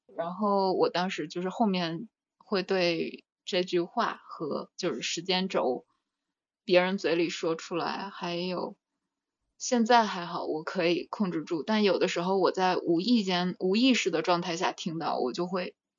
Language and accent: Chinese; China; moved away; 小时候，就在国内的那几次